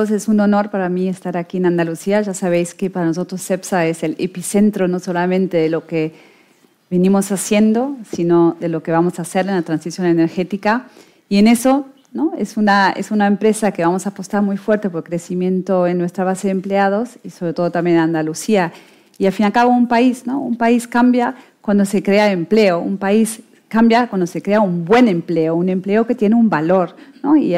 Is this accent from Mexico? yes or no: no; Germany; Spanish is a second language; now in Spain; yo, bueno, por mi acento quizás no, no, lo veis, pero por mi apellido sí, soy alemana, pero con corazón español.